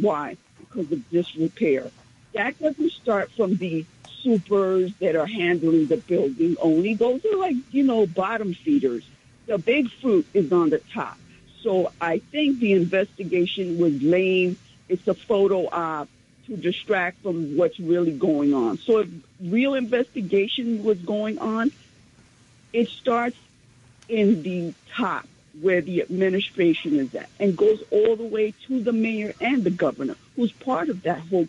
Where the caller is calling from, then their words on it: New York, United States; from Central Harlem.